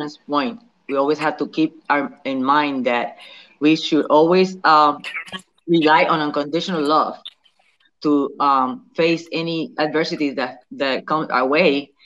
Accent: Patillas, Puerto Rico; also born or lived in New York / Philadelphia; now in Delaware, United States; I am originally from Patillas, Puerto Rico, south side of the island. I reside in New York, Philadelphia, and I recently moved to Delaware.

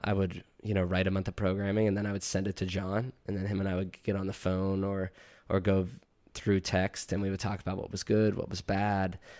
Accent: DuBois, Pennsylvania, United States; I'm from Du Bois, PA, small town about an hour west of Penn State

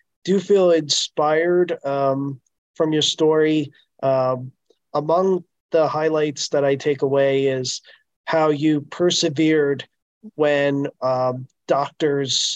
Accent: Edison, New Jersey, United States; I am specifically from Edison, New Jersey. Have lived here my entire life.

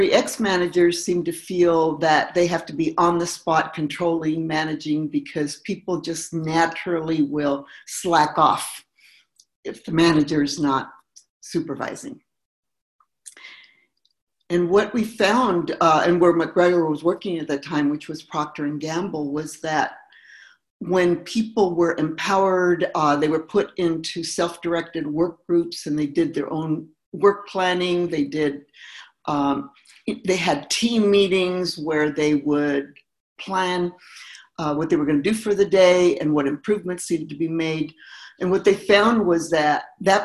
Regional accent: Mexico; now in United States; I was born here, but I grew up in Mexico

